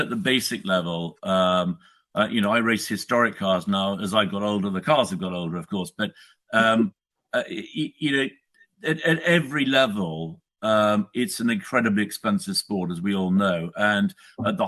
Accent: United Kingdom; I'm a Brit, I live in the UK

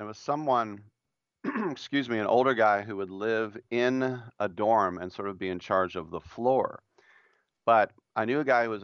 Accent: Oakland, California, United States; growing up in the Oakland, Berkeley era and hanging around Cal

